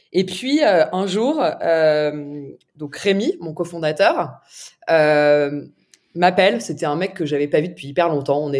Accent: Paris, Île-de-France, France; je suis je suis née

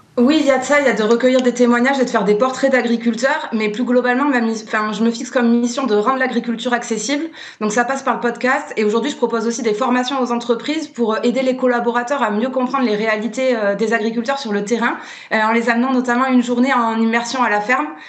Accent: Landes, Nouvelle-Aquitaine, France; moved away; also born or lived in Paris; j'ai quitté Paris, je me suis rapprochée de mes Landes natales

